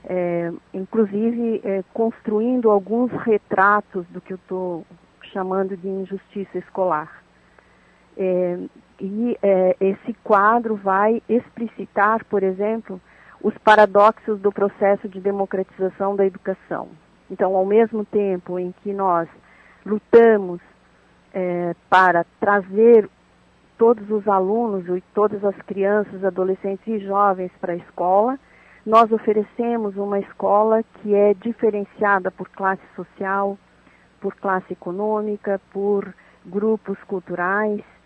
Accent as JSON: {"language": "Portuguese", "region": "Santa Catarina", "country": "Brazil", "said": "isso pode nos levar aqui como catarinenses"}